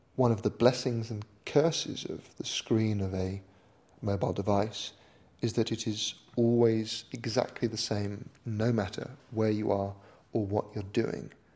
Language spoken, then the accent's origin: English; United Kingdom; I'm a British author, broadcaster, and tech philosopher